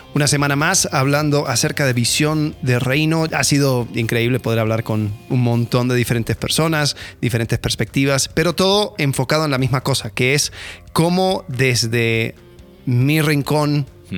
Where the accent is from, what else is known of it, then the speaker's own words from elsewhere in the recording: United States; yo como gringo con papá argentino